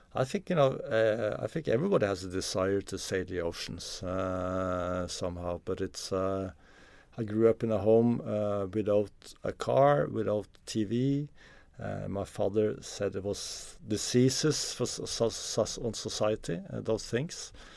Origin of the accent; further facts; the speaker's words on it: Oslo, Norway; I'm from Norway. I grew up in, uh, Oslo.